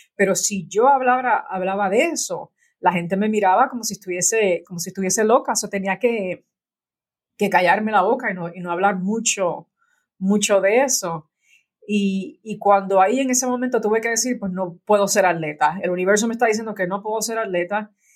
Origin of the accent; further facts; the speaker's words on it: Puerto Rico; moved away as an adult; yo nací en Puerto Rico y en Puerto Rico hay muchos santeros